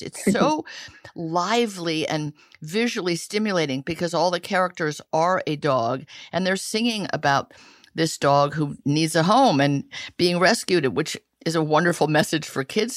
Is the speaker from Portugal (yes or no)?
no; Italy; moved away; I grew up in Italy where there were puppet shows in parks.